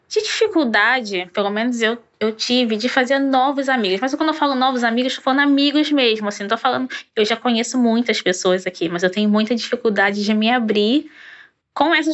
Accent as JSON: {"language": "Portuguese", "region": "Rio de Janeiro", "country": "Brazil", "said": "Sou do Rio é, de Janeiro."}